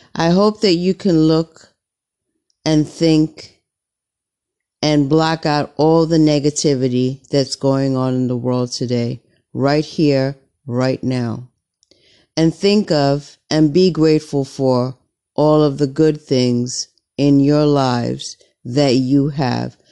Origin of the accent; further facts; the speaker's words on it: United States; I'm an American